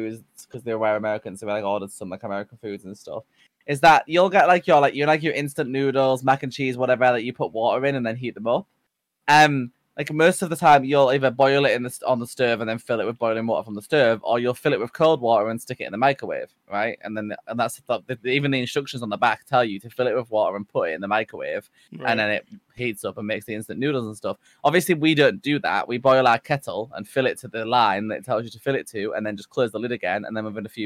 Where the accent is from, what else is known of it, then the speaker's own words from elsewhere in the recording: Yorkshire and the Humber, United Kingdom; I'm from Yorkshire